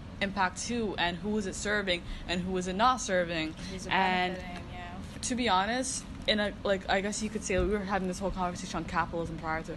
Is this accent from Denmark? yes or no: no; Toronto, Ontario, Canada; I'm from Toronto